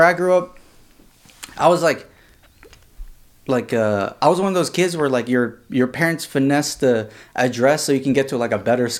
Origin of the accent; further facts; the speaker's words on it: Southern California, United States; moved away as an adult; now in Fremont, United States; I grew up in SoCal and I came up here for school